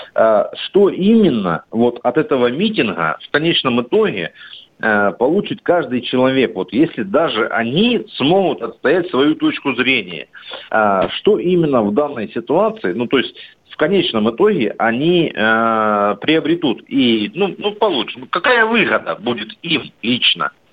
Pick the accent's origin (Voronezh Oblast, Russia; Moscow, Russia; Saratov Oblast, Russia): Voronezh Oblast, Russia; Voronezh; я из Воронежа